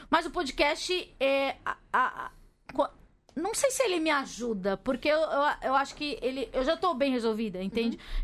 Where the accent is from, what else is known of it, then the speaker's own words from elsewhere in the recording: Capão Redondo, São Paulo, Brazil; eu nasci no Capão Redondo.